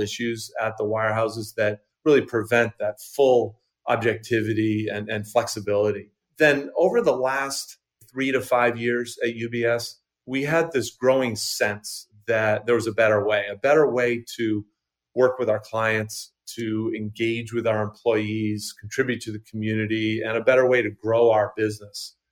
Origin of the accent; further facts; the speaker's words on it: Maine, United States; also born or lived in Boston / London; I grew up in Maine, still live in Maine, just outside of Portland